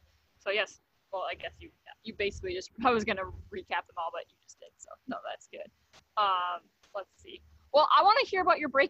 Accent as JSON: {"language": "English", "region": "Wisconsin", "country": "United States", "said": "I'm from a town that's it's in Wisconsin, but it's north of Chicago"}